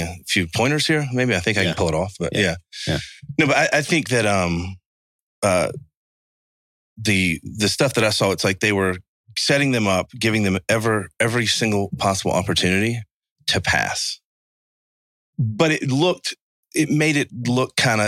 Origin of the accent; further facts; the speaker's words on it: Savannah, Georgia, United States; I'm from Savannah, Georgia